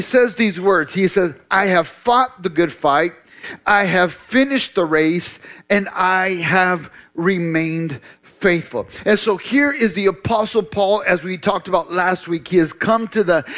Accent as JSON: {"language": "English", "country": "United States", "said": "most of us as American believers, American Christians"}